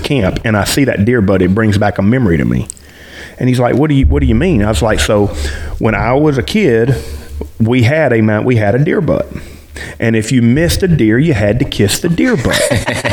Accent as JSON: {"language": "English", "region": "South Mississippi", "country": "United States", "tie": "born or raised there", "said": "I grew up dog hunting in South Mississippi 20 years ago"}